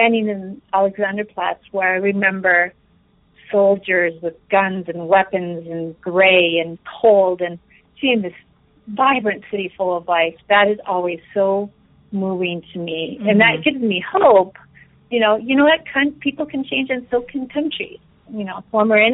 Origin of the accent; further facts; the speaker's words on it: Colorado, United States; also born or lived in Austria; I grew up in Colorado